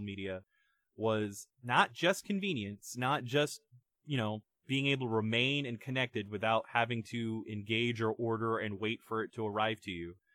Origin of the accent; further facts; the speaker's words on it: Canada; as a Canadian citizen